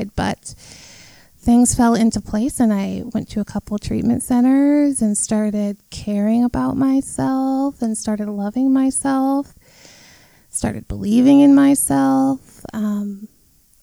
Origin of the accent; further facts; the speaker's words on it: Lancaster, California, United States; moved away as an adult; now in Minnesota, United States; I am originally from Lancaster, California. I moved here when I was 19